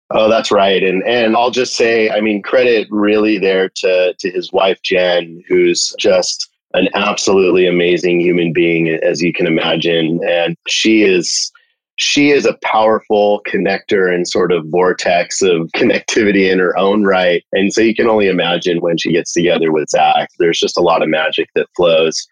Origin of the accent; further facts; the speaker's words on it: California, United States; Born and raised in California